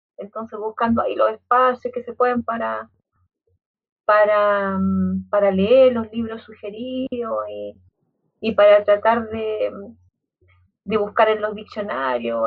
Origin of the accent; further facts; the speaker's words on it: Santiago, Santiago Metropolitan Region, Chile; yo eh, nací acá en, la India O'Higgins